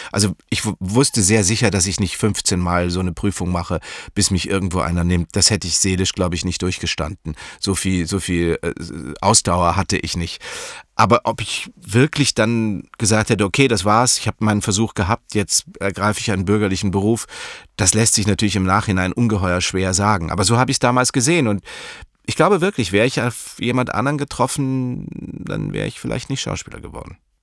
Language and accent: German; Munich, Bavaria, Germany; Ich bin in München aufgewachsen